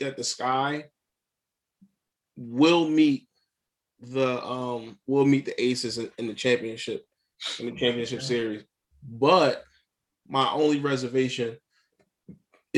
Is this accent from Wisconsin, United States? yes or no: no; Philadelphia, Pennsylvania, United States; as a Philadelphian, I'm a diehard Philly dude